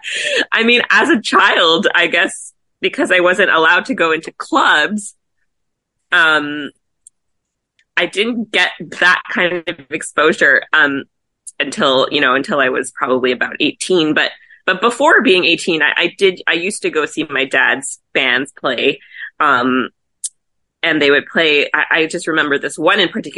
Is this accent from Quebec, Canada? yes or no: yes; Montreal, Quebec, Canada; moved away as an adult; now in Toronto, Canada; I was born and raised in Montreal